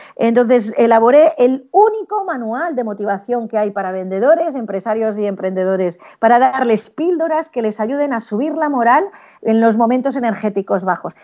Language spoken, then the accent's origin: Spanish; Spain; en España somos latinos